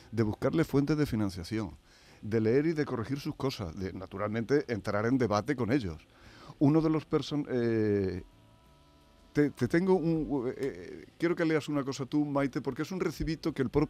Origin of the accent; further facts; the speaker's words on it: Spain; o como yo soy español, para no meterte en el lío.